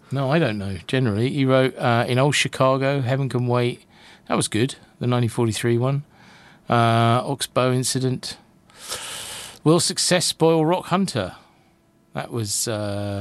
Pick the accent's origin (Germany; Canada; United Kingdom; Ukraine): United Kingdom; I'm I'm British